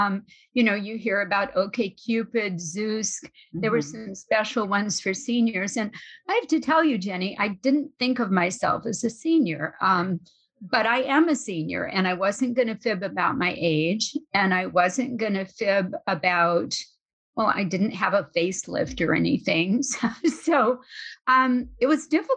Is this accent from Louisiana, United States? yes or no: yes; New Orleans, Louisiana, United States; moved away as an adult; also born or lived in Bay Area, California; I'm from New Orleans.